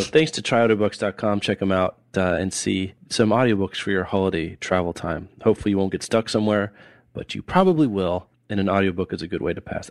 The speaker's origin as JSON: {"language": "English", "town": "Lawrence", "region": "Kansas", "country": "United States", "tie": "born or raised there", "said": "when I was growing up in Lawrence"}